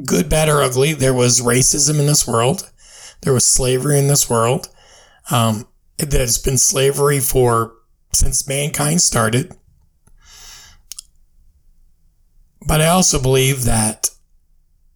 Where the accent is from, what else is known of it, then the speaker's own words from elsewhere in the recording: United States; as the American people